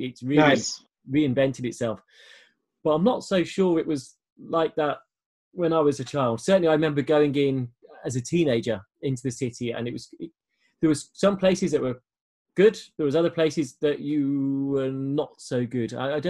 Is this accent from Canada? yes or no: no; Birmingham, West Midlands, United Kingdom; I'm a Brummy as well. So for those who don't know what a Brummy is someone who is from Birmingham as a city, second biggest city in the UK. So actually, I am a Brummy, I guess. Well, born north, went south.